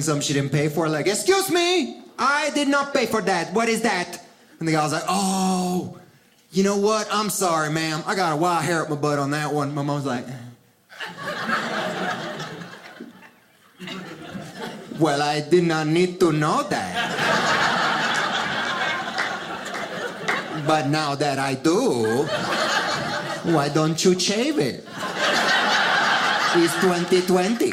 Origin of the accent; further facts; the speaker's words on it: Miami, Florida, United States; English is a second language; also born or lived in Cuba / Philadelphia; now in Southern California, United States; I was born in Cuba, raised in Miami, so I'm a good swimmer